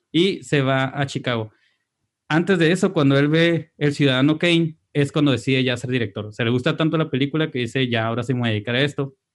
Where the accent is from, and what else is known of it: Mexico